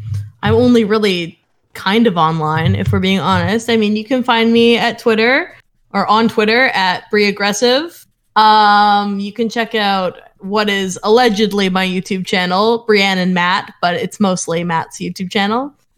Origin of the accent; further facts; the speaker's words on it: West Coast, Canada; Oh, I mean, I'm Canadian, so this is hard for me.